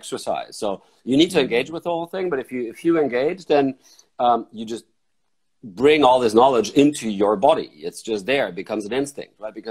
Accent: Frankfurt, Hesse, Germany; I grew up in Frankfurt

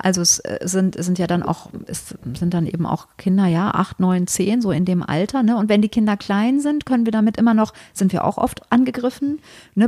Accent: Germany; wir in Deutschland

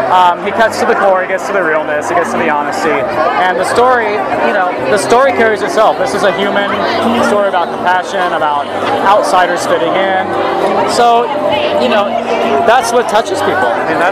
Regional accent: Alabama, United States; moved away; also born or lived in Los Angeles / New York / San Francisco; I am from Alabama, moved to LA back in 97, and have been here in New York and San Francisco ever since.

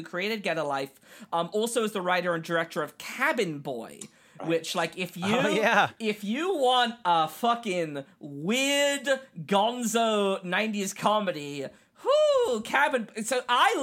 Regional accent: England, United Kingdom; moved away; I grew up in England. I'm an English human being

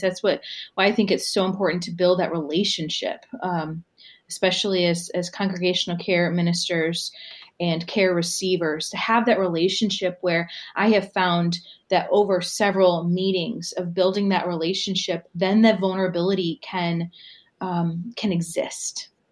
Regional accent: Southern Michigan, United States; moved away as an adult; also born or lived in Ann Arbor, Michigan / Austin, Texas; It was a small United Methodist church in Southern Michigan

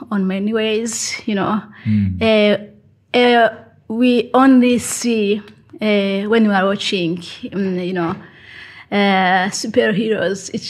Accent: Burundi; now in Bergen, Norway; I'm from Burundi and mm-hmm. I live in Bergen. I have kids.

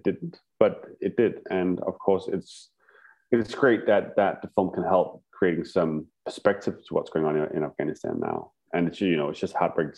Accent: Denmark; my little village in Denmark, my hometown.

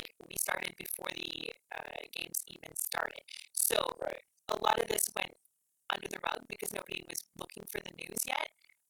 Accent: Canada; first language English; being a Canadian, most of my news outlets are giving me Canadian news.

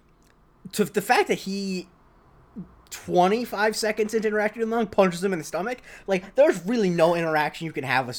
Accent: Florida, United States; moved away; the orthopedic surgeons back in Florida, as you might imagine, because of all the old people, were uber wealthy. Like, they were like probably the richest people in my hometown

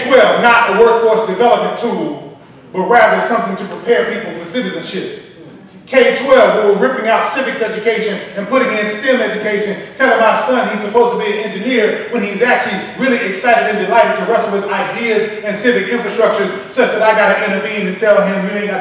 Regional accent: Dallas, Texas, United States; my hometown of Dallas, Texas

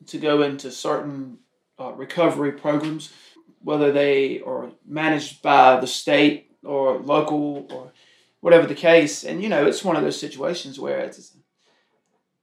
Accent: Halifax County, North Carolina, United States; I grew up in Halifax County, which is on the Virginia border

